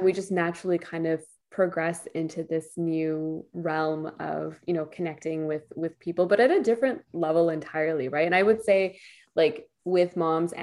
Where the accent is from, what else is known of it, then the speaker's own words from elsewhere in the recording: Ottawa, Ontario, Canada; Born and raised in Ottawa here